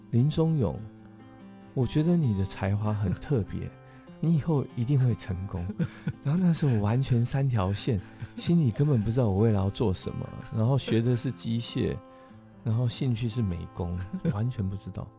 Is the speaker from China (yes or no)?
no; Taoyuan, Taiwan; 我在龙岗长大，然后所以在眷村，眷村旁，眷村的，眷村旁边